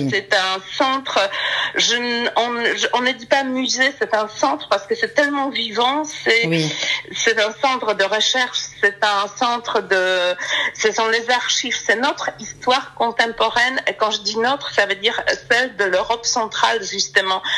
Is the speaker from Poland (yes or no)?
yes; Poland; en tant que polonaise